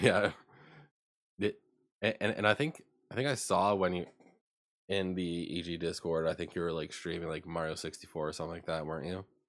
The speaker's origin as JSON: {"language": "English", "region": "Ontario", "country": "Canada", "tie": "born or raised there", "moved": "as an adult", "said": "I was born and raised in Ontario and that I moved out moved out there, like, recently at the time"}